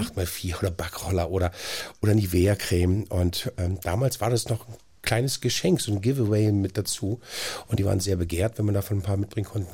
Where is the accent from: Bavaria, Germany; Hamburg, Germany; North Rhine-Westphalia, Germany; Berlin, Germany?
Berlin, Germany; Ich bin halt aufgewachsen in Schöneweide, zwei Straßen von Ernst Busch entfernt